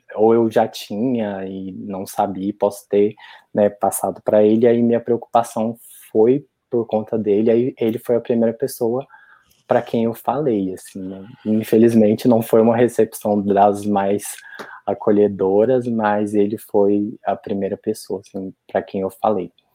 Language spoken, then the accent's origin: Portuguese; Santana do Jacaré, Minas Gerais, Brazil; moved away as an adult; also born or lived in Juiz de Fora; eu sou de uma cidade bem pequenininha do interior de Minas, né, Santana do Jacaré